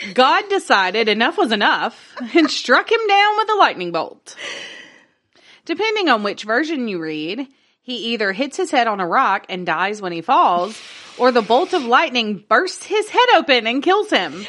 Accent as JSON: {"language": "English", "region": "Northwest Louisiana", "country": "United States", "accent": "Southern", "said": "I'm from Northwest Louisiana. I don't know French."}